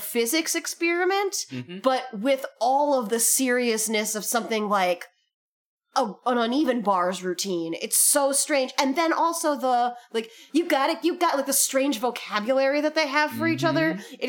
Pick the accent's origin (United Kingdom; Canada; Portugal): Canada; I'm from Canada.